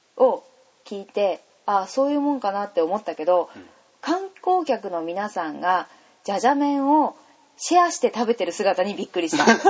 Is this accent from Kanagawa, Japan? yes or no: no; Takizawa, Iwate, Japan; also born or lived in Morioka; 私はねやっぱり盛岡の生まれで隣の滝沢村の育ち